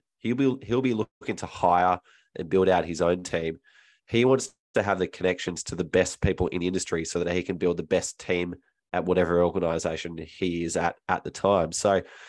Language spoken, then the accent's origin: English; Melbourne, Victoria, Australia; my hometown as well, of Melbourne